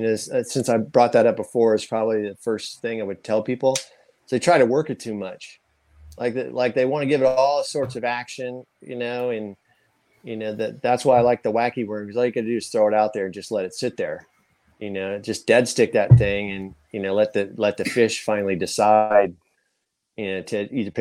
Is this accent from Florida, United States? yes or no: no; Danville, Illinois, United States; I grew up in Danville, Illinois